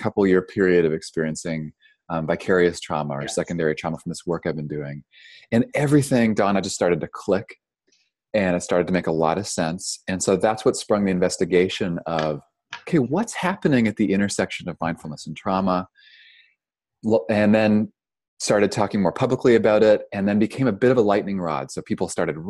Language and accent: English; Toronto, Ontario, Canada; moved away as an adult; also born or lived in Vancouver, Canada; now in California, United States; I'm originally from Canada, grew up in Toronto.